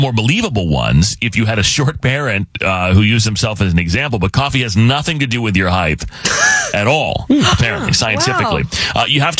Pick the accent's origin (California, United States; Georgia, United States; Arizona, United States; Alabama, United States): Arizona, United States; growing up in Arizona.